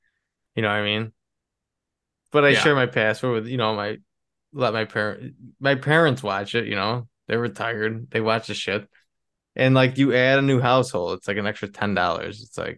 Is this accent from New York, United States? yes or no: yes; Buffalo, New York, United States; So if you don't know and you're listening, we're from Buffalo, New York.